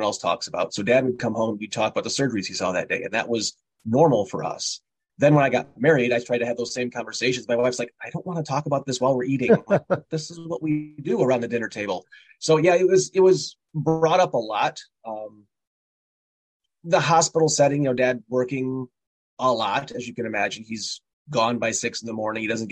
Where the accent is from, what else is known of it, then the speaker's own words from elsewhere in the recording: Morris, Illinois, United States; also born or lived in Texas / South Carolina / Pontiac, Illinois; my parents in 74 bought a house in Morris, Illinois. And mom still lives there. Same house, still at the bottom of the hill. And spent most of my life, I guess, my young life in Illinois.